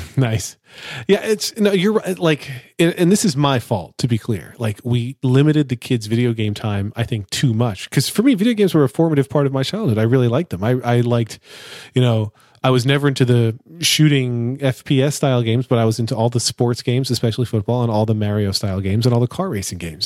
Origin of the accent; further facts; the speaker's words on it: United States; I'm an American